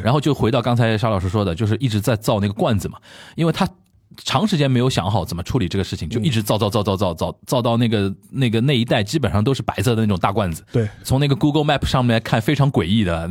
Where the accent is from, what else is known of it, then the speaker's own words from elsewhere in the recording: China; also born or lived in Japan; 我们中国人